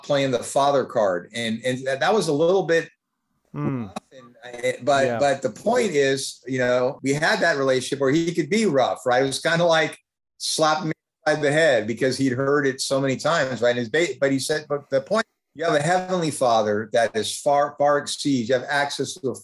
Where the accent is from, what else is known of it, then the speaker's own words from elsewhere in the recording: Fremont, California, United States; little community where I grew up in Fremont